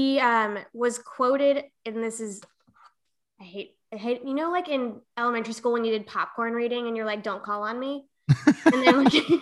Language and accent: English; Minnesota, United States; born there; No, I was born in Minnesota, and my parents grew up in South Dakota.